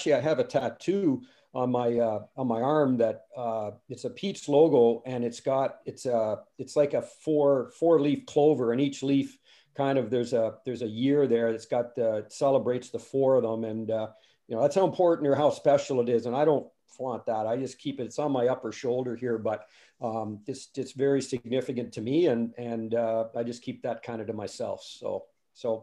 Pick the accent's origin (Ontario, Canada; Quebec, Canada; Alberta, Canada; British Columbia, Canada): Ontario, Canada; Lindsay; I grew up in Lindsay, Ontario